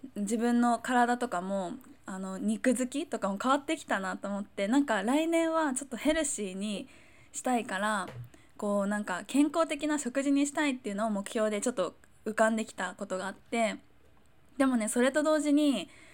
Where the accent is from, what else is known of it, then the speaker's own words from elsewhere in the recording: Chiba, Japan; moved away; 私は千葉出身